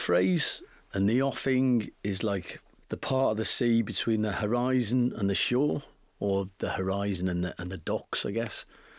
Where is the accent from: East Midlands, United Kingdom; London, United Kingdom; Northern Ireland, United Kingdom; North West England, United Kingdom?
North West England, United Kingdom; And then, you know, I grew up in the Northwest, so we used to go, to Morecambe.